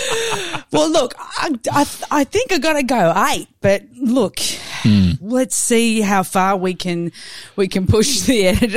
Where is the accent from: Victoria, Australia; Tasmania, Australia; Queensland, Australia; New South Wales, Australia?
New South Wales, Australia; now in Melbourne, Australia; I was born in New South Wales